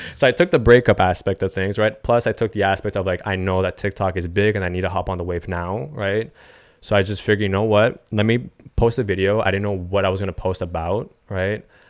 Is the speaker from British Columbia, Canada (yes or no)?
no; Montreal, Quebec, Canada; I'm from Montreal originally